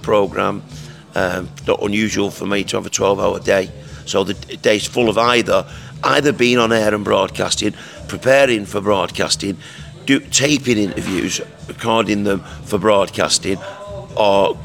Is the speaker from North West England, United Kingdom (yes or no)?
yes; Salford, North West England, United Kingdom; I come from Salford. So when I was younger, I had to fight my corner